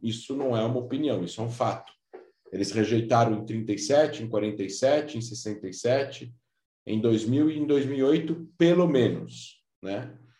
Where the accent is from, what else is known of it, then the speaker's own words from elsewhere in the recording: São Paulo, Brazil; moved away; also born or lived in Israel / Rio de Janeiro; vim a São Paulo depois, que é onde eu nasci